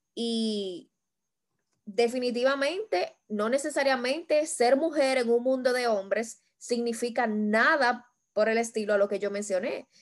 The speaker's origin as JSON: {"language": "Spanish", "country": "Dominican Republic", "said": "como dominicanos que somos"}